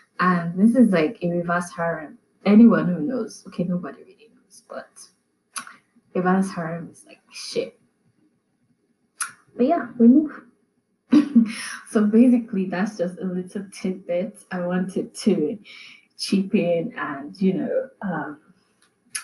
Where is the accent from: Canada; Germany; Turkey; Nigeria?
Nigeria; as a Nigerian